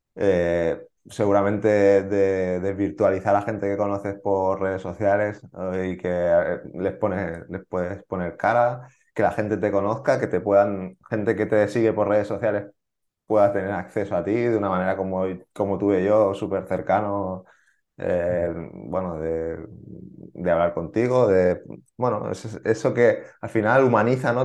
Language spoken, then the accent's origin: Spanish; Barcelona, Catalonia, Spain; porque yo soy de Barcelona